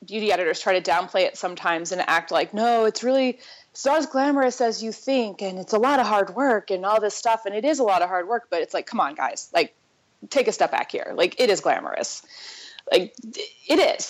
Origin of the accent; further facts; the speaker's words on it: Southwest Missouri, United States; moved away as an adult; also born or lived in New York City; now in Missouri, United States; I grew up in Southwest Missouri